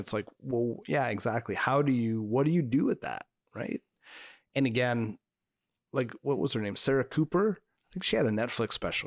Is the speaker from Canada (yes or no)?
yes; Canada; I'm French Canadian